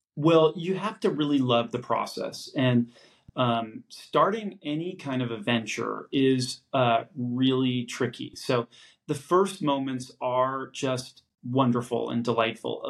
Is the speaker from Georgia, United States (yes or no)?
no; San Francisco, California, United States; I'm born and raised in San Francisco